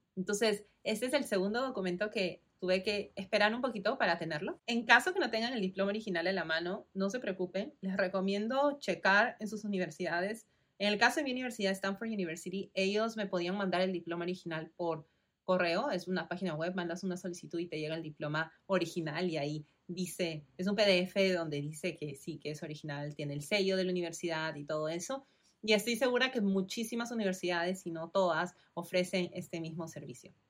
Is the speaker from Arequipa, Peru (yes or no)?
no; Lima, Peru; moved away as an adult; also born or lived in California, United States; nací y crecí en Perú, en Lima